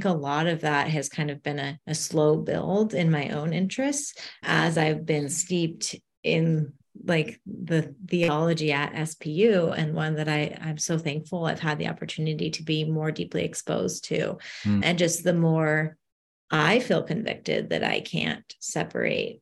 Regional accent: United States; I was born and raised in the States

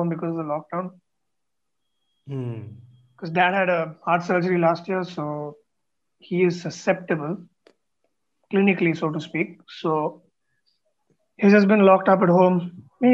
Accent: Bangalore, Karnataka, India; first language Tamil; growing up in Bangalore, I didn't study Kannada

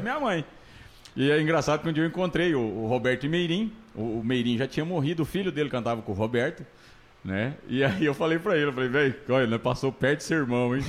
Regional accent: Tangará da Serra, Mato Grosso, Brazil; moved away as an adult; Eu saí daqui, velho. Saí de Tangará da Serra, Mato Grosso

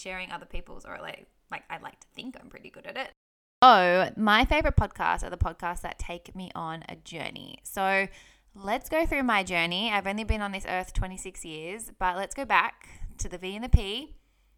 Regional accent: Sydney, New South Wales, Australia; I grew up on acreage in Sydney, Australia

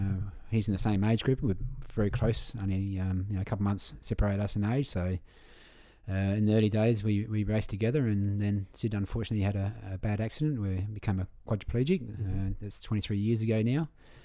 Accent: Victor Harbor, South Australia, Australia; also born or lived in Goolwa; I was born at Victor Harbour. Yeah. My parents lived down at Goor for a long time. My dad was superintendent of the Goor Barrage. So, you know, every time we go to Victor, it's like my hometown.

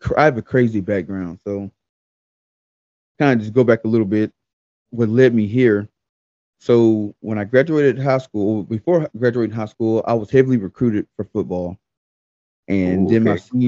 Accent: Texarkana, Texas, United States; I'm originally from Texarkana, Texas

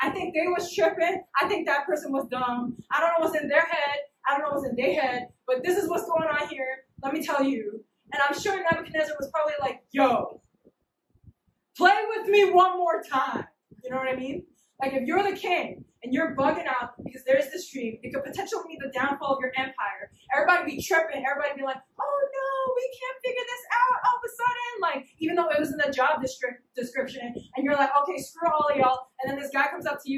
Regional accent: New York, United States; now in Hamilton, Massachusetts, United States; I'm from New York

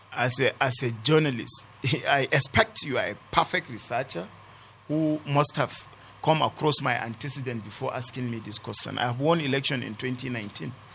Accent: Kanam, Plateau, Nigeria; my ancestral land in Kanam

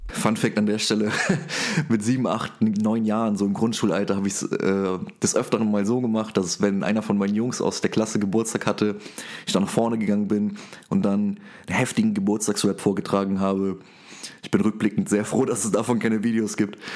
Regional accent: Saarland, Germany; Ich rappe und ich komme aus dem Saarland

